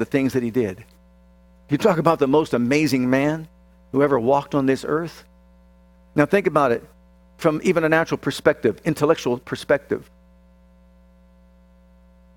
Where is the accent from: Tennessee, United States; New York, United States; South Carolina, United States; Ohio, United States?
Ohio, United States; Youngstown; I was born in Youngstown, Ohio at Northside Hospital